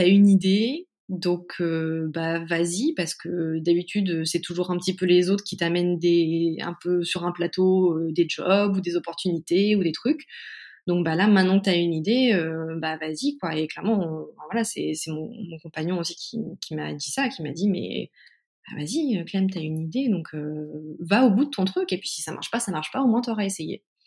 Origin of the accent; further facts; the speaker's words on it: Caen, Normandy, France; moved away as an adult; also born or lived in Paris; now in Mayenne, France; je suis née en Normandie, à Caen. Euh, j'ai fait mes études jusqu'en deuxième année de fac euh, là-bas